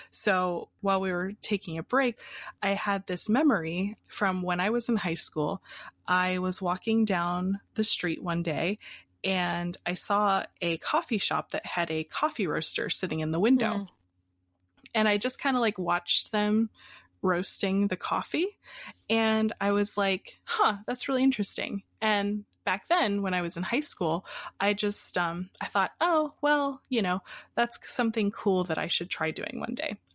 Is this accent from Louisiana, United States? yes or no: no; Pennsylvania, United States; also born or lived in Hawaii; Uh, so, I was born in Hawaii and uh, I moved around a lot as a kid. And finally, we ended up in Pennsylvania.